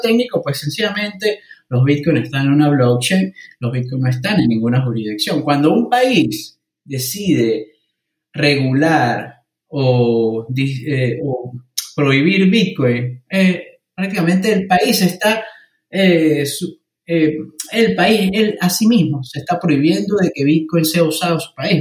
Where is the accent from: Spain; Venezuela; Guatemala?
Venezuela; Mérida; moved away as an adult; now in United Kingdom; siendo un venezolano que ha experimentado controles cambiarios, una moneda hiperinflacionaria, el bolívar